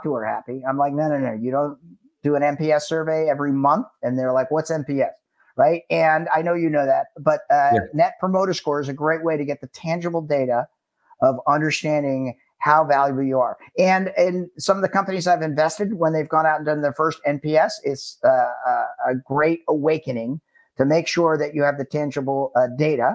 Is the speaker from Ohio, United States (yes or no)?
no; New York, United States; When I grew up in New York